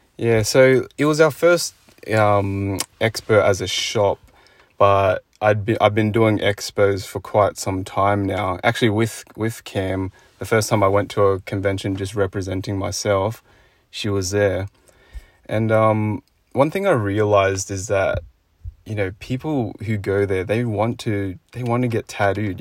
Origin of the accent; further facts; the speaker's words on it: Sydney, New South Wales, Australia; me as a kid growing up in Sydney